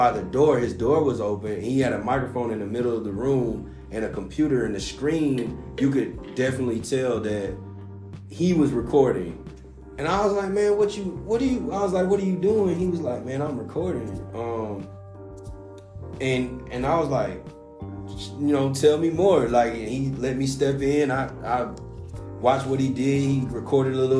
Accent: the South, United States; I'm from the South, too.

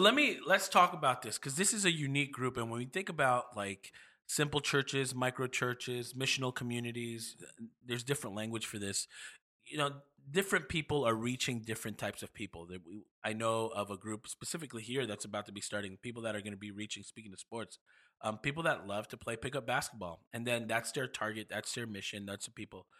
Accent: New York, United States; moved away; I'm from New York

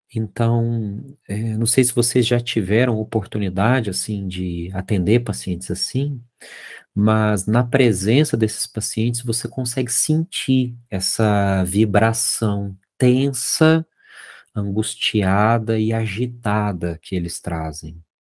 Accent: Minas Gerais, Brazil; Lá em Minas a gente chama isso de olhar de rabo de olho, sabe? Que eu sou mineiro

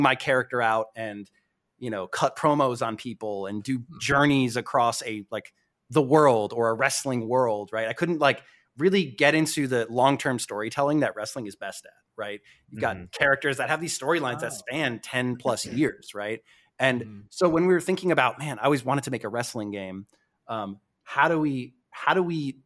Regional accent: Connecticut, United States; moved away; I grew up on the East Coast. I grew up in Connecticut, WWF, WWE County

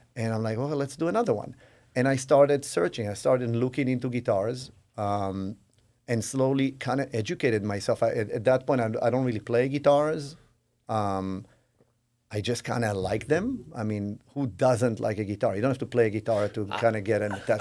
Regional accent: Israel; moved away as an adult; I grew up in Israel

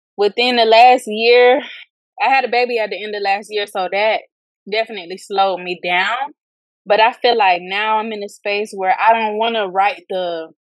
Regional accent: Fort Lauderdale, Florida, United States; I am from Fort Lauderdale, Florida

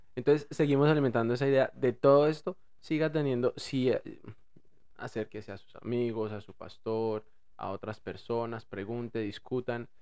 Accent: Bogotá, Colombia; accent: rolo; moved away; yo hablo rolo

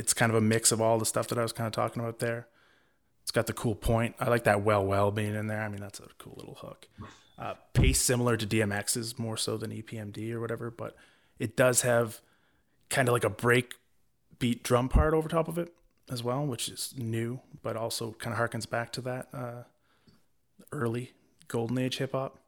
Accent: Vancouver, British Columbia, Canada; I was from Vancouver

